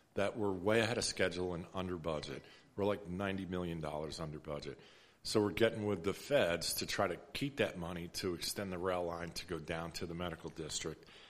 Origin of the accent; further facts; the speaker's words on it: New York, United States; now in Fort Worth, United States; I grew up in New York. My mom's still up there